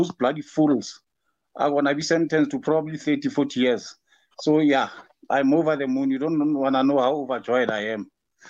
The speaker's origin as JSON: {"language": "English", "country": "South Africa", "said": "as a South African"}